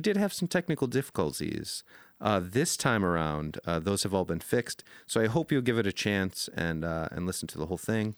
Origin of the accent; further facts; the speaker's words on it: upstate New York, United States; moved away; I am in my hometown right now. I'm upstate New York with my family